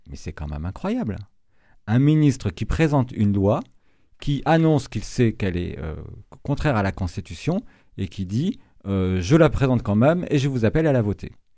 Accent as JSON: {"language": "French", "region": "Brittany", "country": "France", "tie": "born or raised there", "moved": "yes", "said": "je suis originaire de Bretagne. Euh, j'ai fait des études agricoles euh, en Bretagne"}